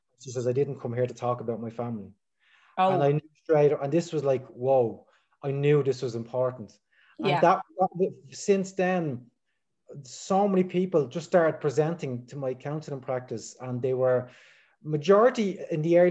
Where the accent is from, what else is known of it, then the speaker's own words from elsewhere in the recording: Dublin, Leinster, Ireland; I'm from Dublin in Ireland